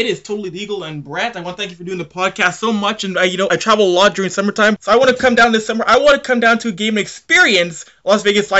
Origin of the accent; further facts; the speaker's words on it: Edmonton, Alberta, Canada; being a Canadian, being from Edmonton, Alberta